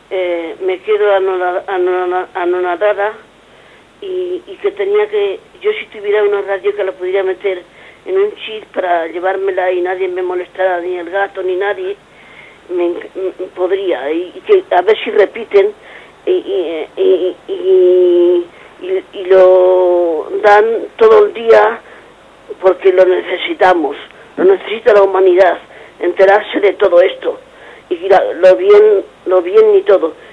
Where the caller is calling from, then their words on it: Madrid, Community of Madrid, Spain; de Madrid.